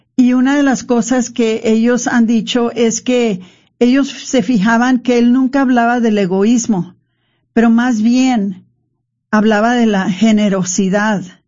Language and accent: Spanish; Mexico; nosotros los mexicanos